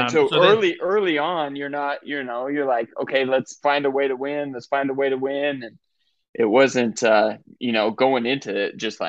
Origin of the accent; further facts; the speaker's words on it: Wyoming, United States; also born or lived in Gainesville, Florida / Weber State (Utah); now in Boise, United States; I grew up in Wyoming